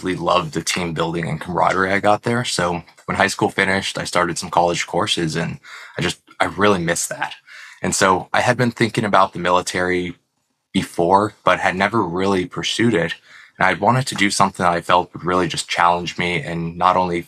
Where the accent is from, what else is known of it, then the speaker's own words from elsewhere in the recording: Arlington, Texas, United States; I grew up in the Dallas-Fort Worth area, Arlington, Texas